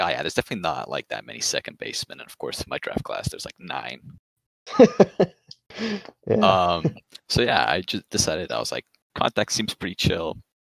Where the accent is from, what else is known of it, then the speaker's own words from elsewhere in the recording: Toronto, Ontario, Canada; I'm from Toronto